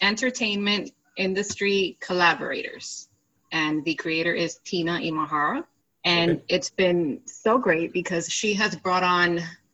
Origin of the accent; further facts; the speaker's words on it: Miami, Florida, United States; I'm from Miami, Florida